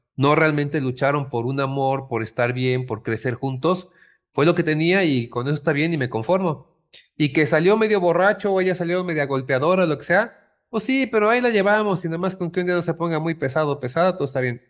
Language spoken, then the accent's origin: Spanish; Mexico; como mexicanos